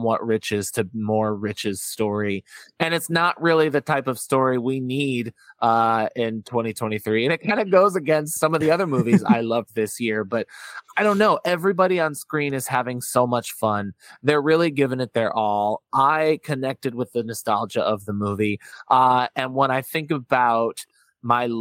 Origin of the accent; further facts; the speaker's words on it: Chicago, Illinois, United States; I grew up in Chicago